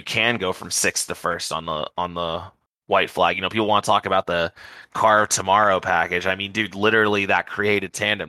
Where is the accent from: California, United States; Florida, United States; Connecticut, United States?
Florida, United States; Look, man, I mean, I'm from South